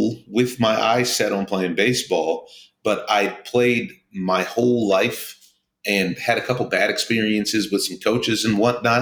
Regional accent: Southern California, United States; I grew up in Southern California

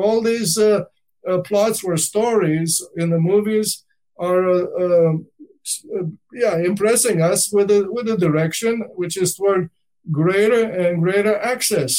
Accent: Danube Delta, Romania; I grew up in the Danube Delta

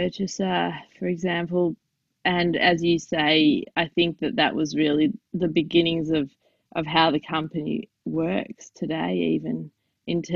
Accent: Australia; I'm Jewish Australian

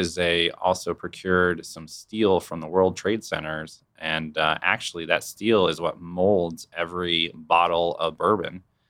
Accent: Tampa, Florida, United States; now in Wichita, United States; I'm actually from Tampa.

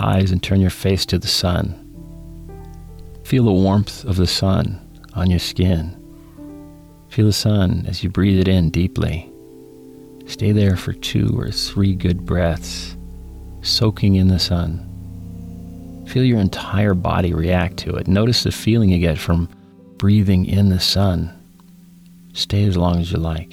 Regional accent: United States; I'm an American

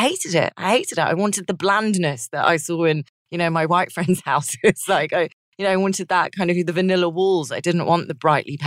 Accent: London, United Kingdom; accent: English; moved away as an adult; now in New York, United States; So I grew up in London, born in London, but my parents immigrated from Cyprus. They're Turkish Cypriot.

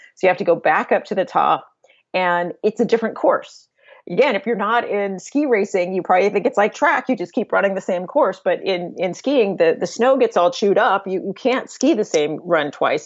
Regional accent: San Diego, California, United States; moved away; I grew up in San Diego

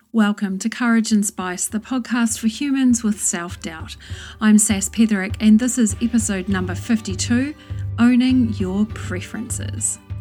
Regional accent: New Zealand; moved away as an adult; also born or lived in London, United Kingdom; I moved from New Zealand to England and back again twice

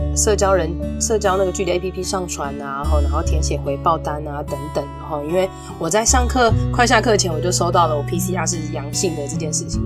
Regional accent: Taipei, Taiwan; 身为台北人

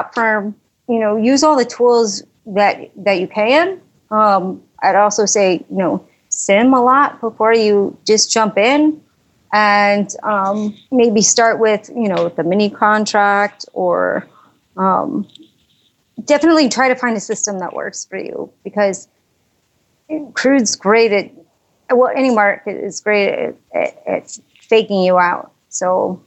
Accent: Chicago, Illinois, United States; moved away; I was from Chicago

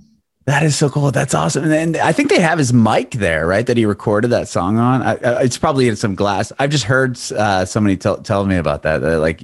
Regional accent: San Diego, California, United States; now in Nashville, United States; I'm from San Diego

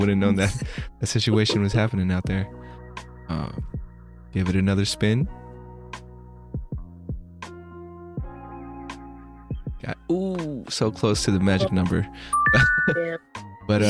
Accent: California, United States; I'm from California, here in America

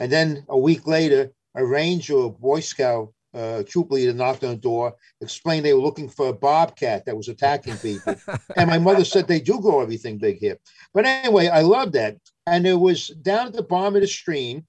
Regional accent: New York City, New York, United States; also born or lived in London, England / Williamstown, Massachusetts; I was brought by my parents into New York City. And until I started traveling my later teenage and early college years, I was basically in New York growing up.

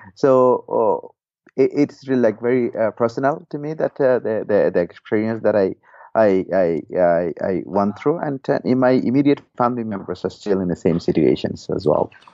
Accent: Rakhine State, Myanmar; I myself is a Rohingya first and foremost, and I come from Rakhine State originally

